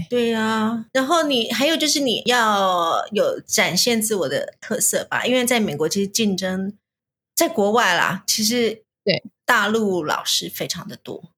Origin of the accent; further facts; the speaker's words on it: Taiwan; moved away as an adult; now in United States; 我们从小在台湾就道教